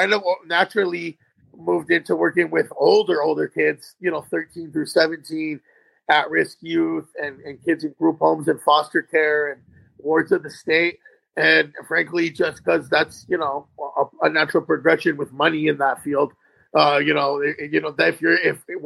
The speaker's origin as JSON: {"language": "English", "town": "Tucson", "region": "Arizona", "country": "United States", "tie": "born or raised there", "said": "I'm born and raised in Tucson, Arizona."}